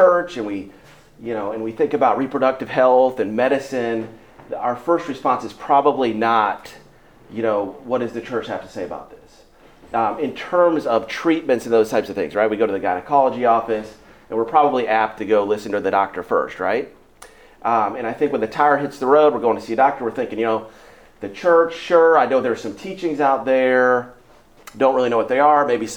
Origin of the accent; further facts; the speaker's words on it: Omaha, Nebraska, United States; now in Houston, United States; So I grew up in Omaha, literally grew up licking envelopes at the Institute